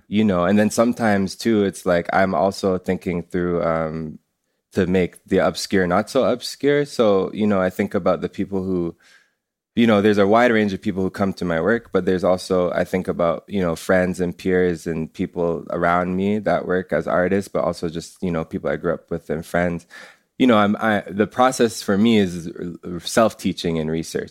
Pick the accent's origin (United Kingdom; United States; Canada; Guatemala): Canada; I'm first generation Canadian. It's, like, my parents come from Jamaica